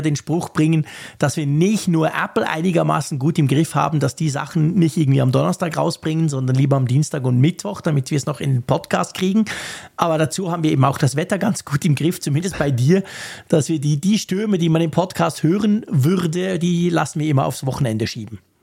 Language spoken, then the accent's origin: German; Switzerland; bei uns in der Schweiz